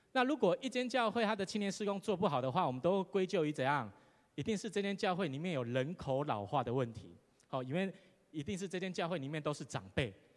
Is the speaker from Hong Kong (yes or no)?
no; Taiwan; 我们都是台湾人